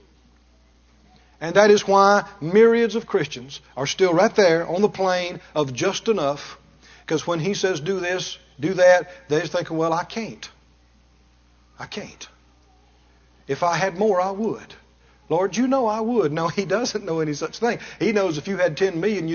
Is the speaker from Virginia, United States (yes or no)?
no; Mississippi, United States; I come from Mississippi. We never had a telephone all my growing up